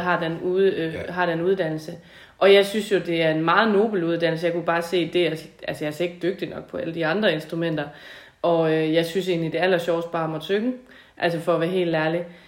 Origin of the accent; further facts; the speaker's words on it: Tinglev, Southern Denmark, Denmark; also born or lived in Gårdeby; Jeg er fra Tinglev egen oprindeligt, og øh, opvokset på en gård